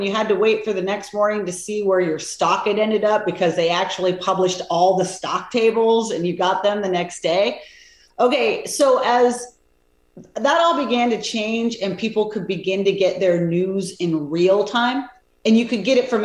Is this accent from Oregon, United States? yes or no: yes; Oregon, United States; moved away as an adult; also born or lived in Europe; I grew up in Oregon. I hadn't been really out of the country ever